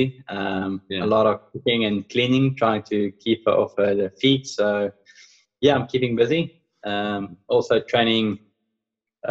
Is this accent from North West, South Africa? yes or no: no; Pretoria, Gauteng, South Africa; moved away; I was brought up in Pretoria in South Africa